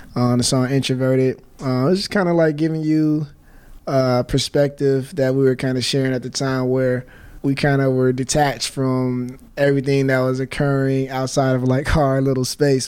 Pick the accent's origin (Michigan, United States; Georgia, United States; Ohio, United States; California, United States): California, United States; Inglewood; growing up in Inglewood